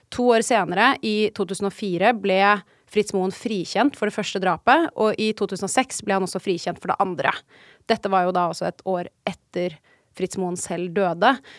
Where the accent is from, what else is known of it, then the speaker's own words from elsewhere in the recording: Oslo, Norway; moved away; Rett ved der hvor jeg er oppvokst